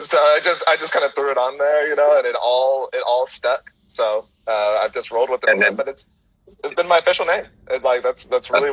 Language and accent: English; San Francisco Bay Area, California, United States; moved away as an adult; also born or lived in Miami / Houston, Texas; I moved back home